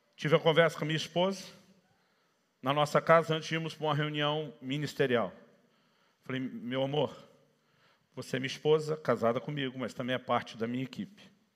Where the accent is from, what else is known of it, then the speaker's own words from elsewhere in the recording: Campinas, São Paulo, Brazil; moved away as an adult; also born or lived in ABC Paulista, São Paulo / Paraná; Nasci e cresci na região do A B C paulista, mas me criei em Campinas, que é a segunda maior cidade do estado.